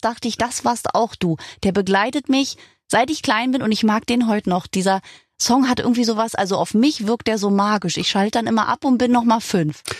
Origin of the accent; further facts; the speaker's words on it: Berlin, Germany; ich bin in Berlin geboren, wohne immer noch hier